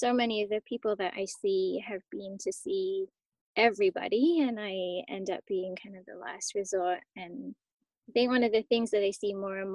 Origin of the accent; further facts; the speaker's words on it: South West England, United Kingdom; moved away as an adult; now in British Columbia, Canada; I grew up in the southwest of England. And then I moved to Canada when I was 19 years old